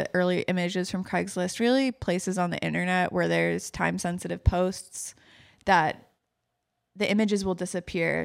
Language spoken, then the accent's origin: English; New York City, New York, United States; growing up in New York City, growing up in Manhattan